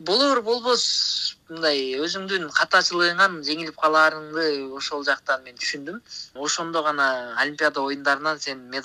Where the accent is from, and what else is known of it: Naryn Region, Kyrgyzstan